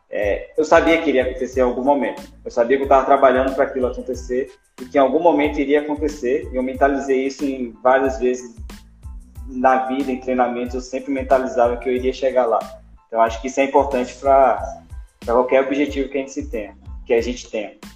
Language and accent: Portuguese; Vale do Capão, Bahia, Brazil; sido nascido e criado no Vale do Capão